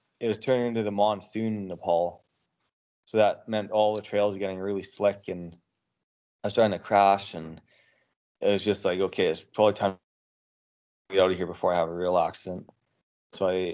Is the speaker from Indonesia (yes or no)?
no; Canada; Growing up in Canada